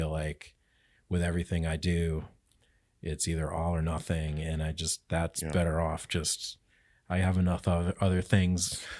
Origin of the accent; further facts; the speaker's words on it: Connecticut, United States; now in Albany, United States; I grew up in Connecticut.